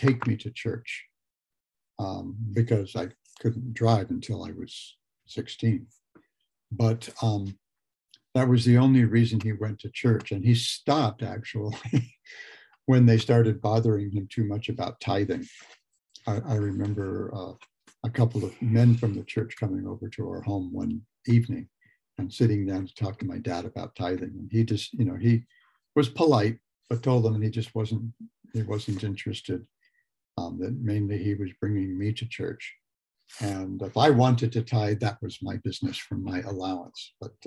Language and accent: English; Los Angeles, California, United States; also born or lived in Lompoc, California; we moved to the Los Angeles, suburban Los Angeles, the San Fernando Valley, during the summer when I turned nine